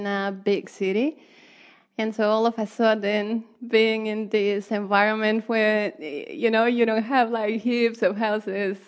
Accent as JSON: {"language": "English", "country": "Mexico", "moved": "yes", "lives_now": "Waikato, New Zealand", "said": "I come originally from Mexico"}